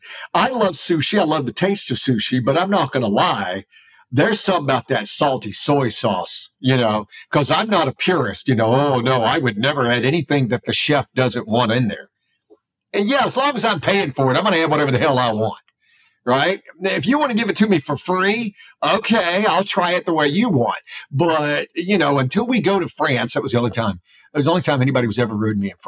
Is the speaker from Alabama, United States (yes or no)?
yes; South Alabama, United States; I grew up in the Gulf Coast